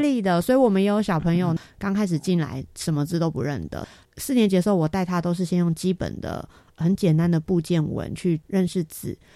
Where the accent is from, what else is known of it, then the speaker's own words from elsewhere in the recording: Taipei, Taiwan; moved away as an adult; now in Taitung, Taiwan; 我是台北人